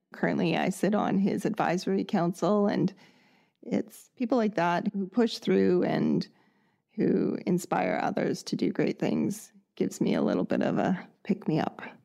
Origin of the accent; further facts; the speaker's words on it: Canada; born and raised in Canada